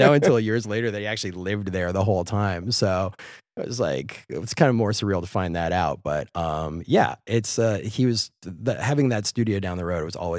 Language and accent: English; Minneapolis, Minnesota, United States; Yeah, I am. I'm from Minneapolis originally.